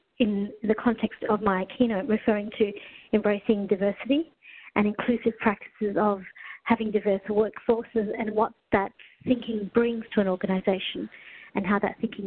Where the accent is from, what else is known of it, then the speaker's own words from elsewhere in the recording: Australia; also born or lived in Kenya / Melbourne; Arrived in Australia when I was 4 years old.